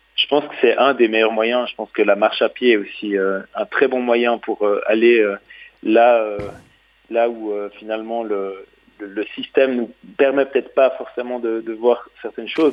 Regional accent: Switzerland; je suis suisse

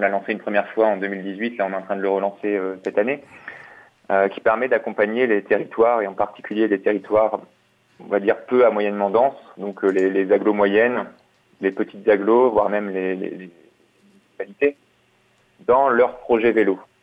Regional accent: Lille, Hauts-de-France, France; moved away as an adult; je suis lillois, j'ai grandi à Lille

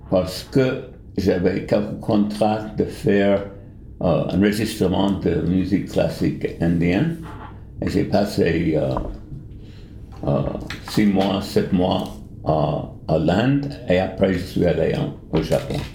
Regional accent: New York, United States; French is a second language; moved away as an adult; also born or lived in India / Japan; now in Bern, Switzerland; Je suis américain, né à New York, et euh, j'ai passé les premiers 30 ans de ma vie à New York, de ville de New York. Et après, je suis allé en, à l'Inde. Et après l'Inde, je suis allé au Japon

